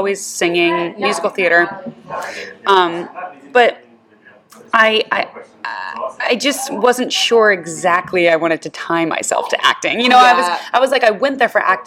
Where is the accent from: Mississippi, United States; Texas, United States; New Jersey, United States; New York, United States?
Texas, United States; Houston; also born or lived in Los Angeles; now in Nashville, United States; I grew up in Houston